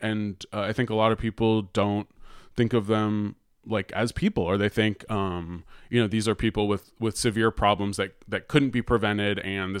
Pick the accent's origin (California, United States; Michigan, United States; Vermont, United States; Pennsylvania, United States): California, United States; San Francisco; And then I was just thinking, like, I don't know, growing up in San Francisco, where there's always been like a lot of homeless people, you grow up learning.